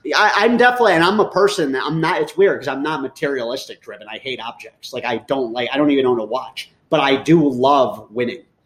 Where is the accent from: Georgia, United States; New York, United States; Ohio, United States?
New York, United States; moved away; I was born in New York